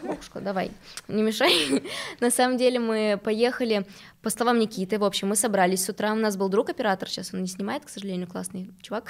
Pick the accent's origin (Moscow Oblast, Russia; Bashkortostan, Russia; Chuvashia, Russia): Chuvashia, Russia; Novocheboksarsk; now in Moscow, Russia; Я из Новочебоксарска, во-первых, во-вторых, это маленький город